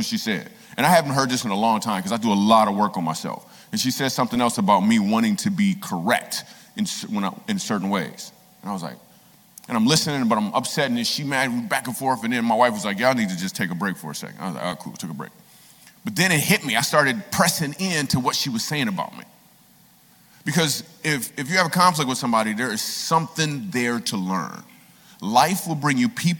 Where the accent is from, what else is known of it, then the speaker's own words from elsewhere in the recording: Michigan, United States; moved away as an adult; also born or lived in New York City; I moved to New York City. The reason I moved to New York City, because I grew up in Michigan